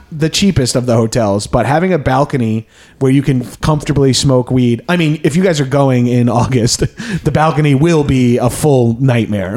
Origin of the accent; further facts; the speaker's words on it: East Coast, United States; moved away as an adult; also born or lived in New York; now in Los Angeles, United States; I came from the East Coast